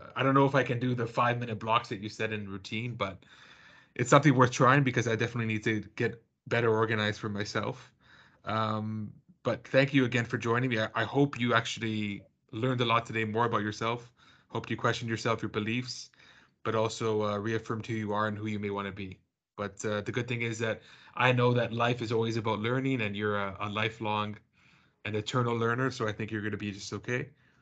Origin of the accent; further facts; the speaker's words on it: Canada; I'm Canadian, so growing up, you know, I think in North America